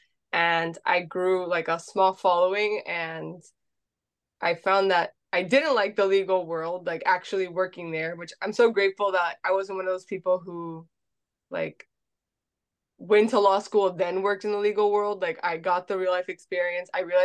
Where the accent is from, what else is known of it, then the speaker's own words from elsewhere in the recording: Miami, Florida, United States; I was born and raised in Miami